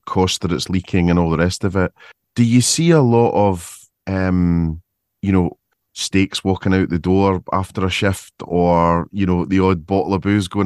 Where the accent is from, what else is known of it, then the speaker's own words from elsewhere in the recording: Scotland, United Kingdom; I'm obviously Scottish